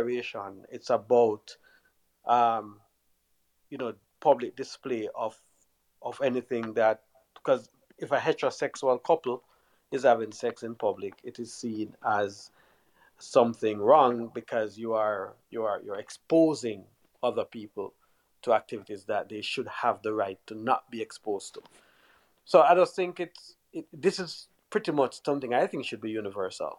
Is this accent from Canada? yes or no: no; Jamaica; Growing up in Jamaica